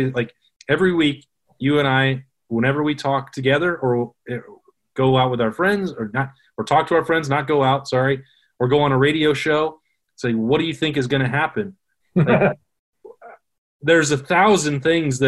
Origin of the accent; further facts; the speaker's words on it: Wyoming, United States; moved away; my home state of Wyoming